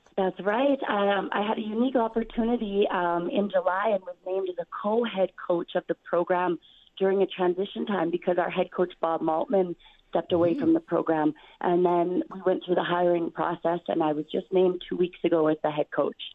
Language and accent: English; Saskatchewan, Canada; I'm so proud to be from this province. I'm so proud to be coaching the university in my hometown